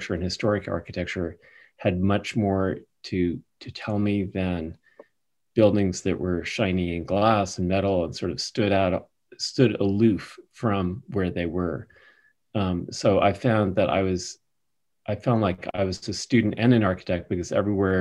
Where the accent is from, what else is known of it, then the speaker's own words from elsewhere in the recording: New York City, New York, United States; I grew up in New York City